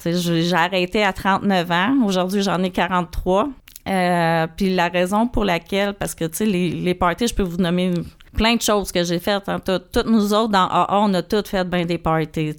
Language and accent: French; Saint-Charles-sur-Richelieu, Quebec, Canada; Moi, je suis née à Saint-Charles sur le Richelieu, sur le bord de l'eau